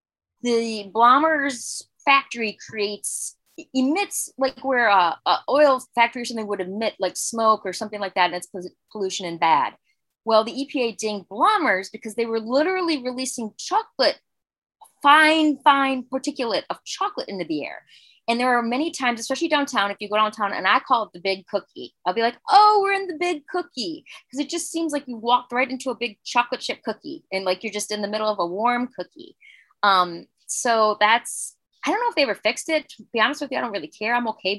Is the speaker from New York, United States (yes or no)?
no; Chicago, Illinois, United States; we are three people from Chicago.